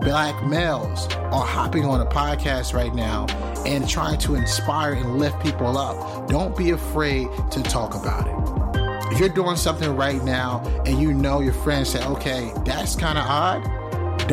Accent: North Carolina, United States; I'm from North Carolina

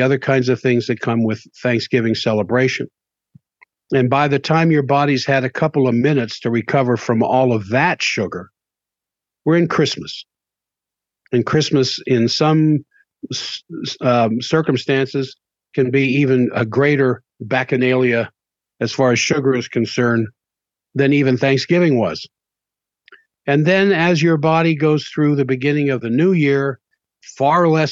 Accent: Washington, D.C. area, Southern Maryland, United States; now in Salt Lake City, United States; I grew up in the Washington, D.C. area.

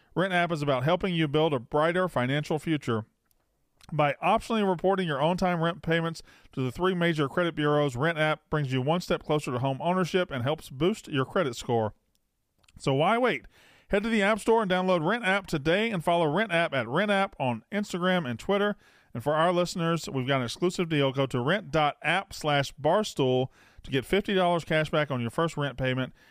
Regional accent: West Point, Mississippi, United States; moved away; I'm from, uh, East Mississippi. I'm from West Point, which is East.

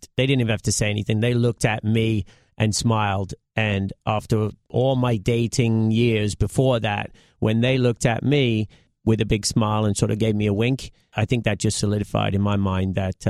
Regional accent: United Kingdom; moved away as an adult; also born or lived in Connecticut, United States; now in United States; I was born in right around London in England

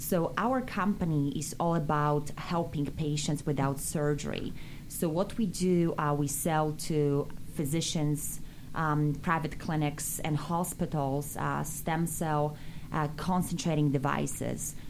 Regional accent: Bielsk Podlaski, Podlaskie Voivodeship, Poland; English is a second language; now in United States; how much we wanted to study English in our little town, Bielsk Podlaski

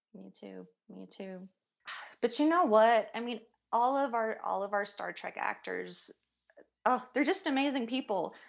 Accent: Kentucky, United States; now in Denver, United States; I'm from Kentucky

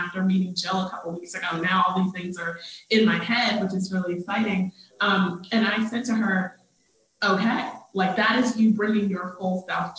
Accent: North Carolina, United States; accent: Southern; So I'm from North Carolina, and I grew up with a very thick Southern accent.

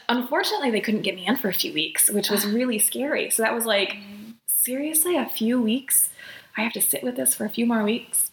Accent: South Bend, Indiana, United States; moved away as an adult; also born or lived in Chicago, Illinois; now in Twin Cities, Minnesota, United States; I'm originally from South Bend, Indiana, home of Notre Dame

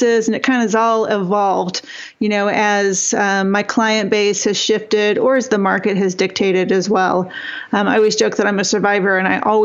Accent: Northern Michigan, United States; I grew up really poor in Northern Michigan

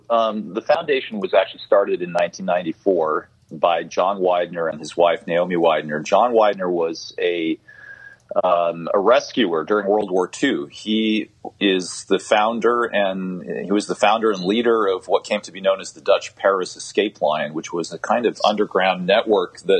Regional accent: Zimbabwe; a story from my childhood growing up in Zimbabwe

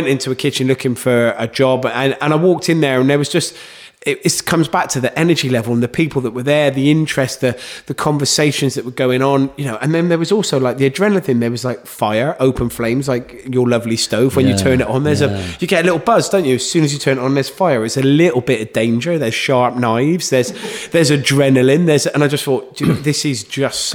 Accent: Gloucester, South West England, United Kingdom; I'm from Gloucester

